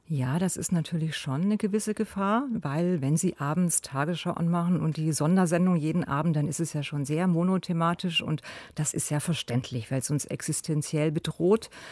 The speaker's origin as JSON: {"language": "German", "town": "Cologne", "region": "North Rhine-Westphalia", "country": "Germany", "said": "bei uns in Köln"}